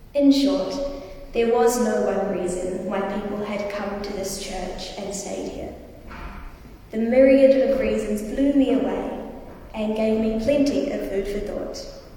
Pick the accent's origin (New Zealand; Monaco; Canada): New Zealand; Wellington; Growing up in Wellington